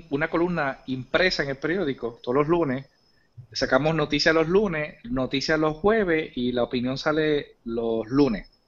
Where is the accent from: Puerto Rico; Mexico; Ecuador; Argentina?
Puerto Rico; Humacao; Humacao, Puerto Rico, Humacao.